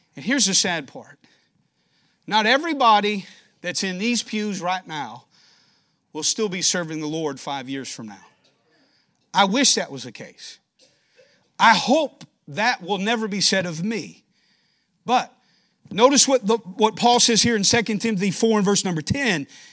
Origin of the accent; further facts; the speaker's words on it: Danville, Kentucky, United States; moved away as an adult; now in Rochester, United States; I'm a Kentucky boy, born and raised in Danville, Kentucky, small town